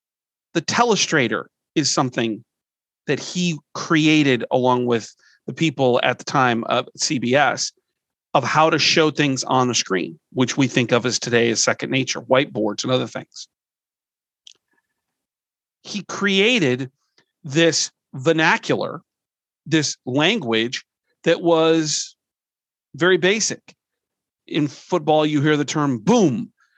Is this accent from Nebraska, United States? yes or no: yes; Nebraska, United States; I'm from Nebraska, live in Nebraska